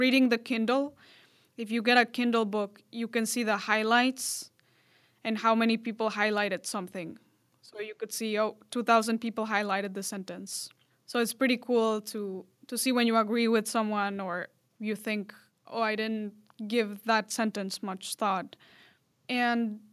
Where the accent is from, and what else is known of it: Mexico; first language Spanish; English is a second language